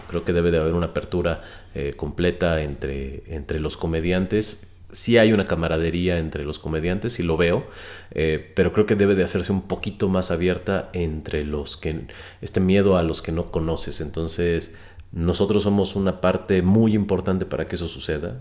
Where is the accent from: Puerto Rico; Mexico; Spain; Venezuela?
Mexico; la gran mayoría de los mexicanos no nos interesa